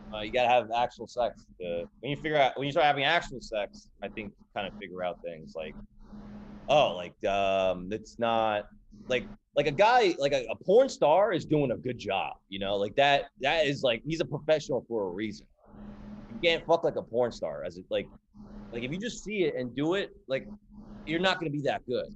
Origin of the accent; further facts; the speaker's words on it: Edison, New Jersey, United States; I grew up in New Jersey